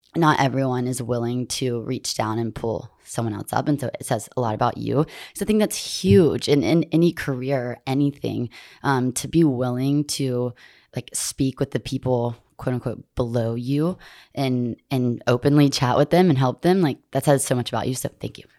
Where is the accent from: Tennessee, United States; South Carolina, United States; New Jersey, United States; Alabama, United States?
Alabama, United States; Montgomery; I was born and raised in Montgomery